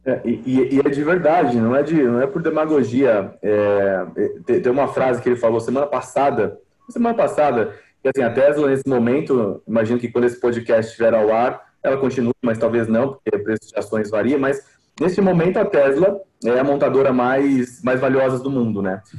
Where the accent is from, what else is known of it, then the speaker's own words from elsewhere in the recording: Brazil; a gente tem um pouco disso como brasileiro